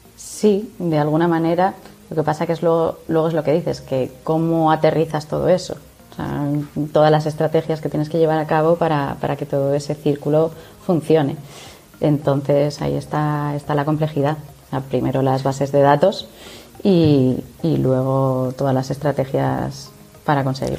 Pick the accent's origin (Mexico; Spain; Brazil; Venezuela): Spain; Zaragoza, Aragon; yo que soy de Zaragoza